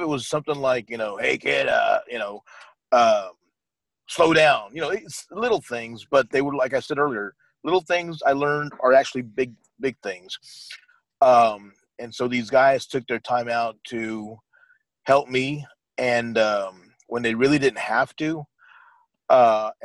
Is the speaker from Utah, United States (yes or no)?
no; San Antonio, Texas, United States; we're both from the same town, we're both from San Antonio.